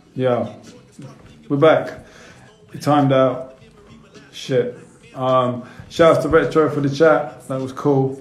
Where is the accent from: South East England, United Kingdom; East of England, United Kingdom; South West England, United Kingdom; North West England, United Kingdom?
South West England, United Kingdom; Bournemouth; moved away as an adult; I'm from Bournemouth as well